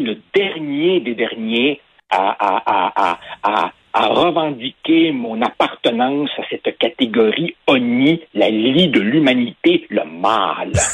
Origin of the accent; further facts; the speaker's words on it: Quebec, Canada; Je suis un francophone, je suis blanc, et oh horreur, je suis né au Québec